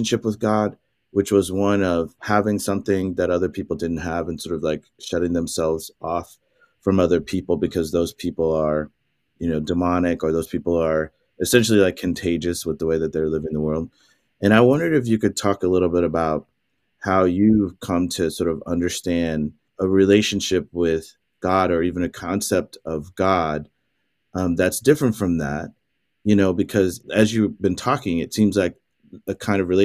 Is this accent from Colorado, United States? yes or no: no; Southwest Missouri, United States; moved away; I grew up in Southwest Missouri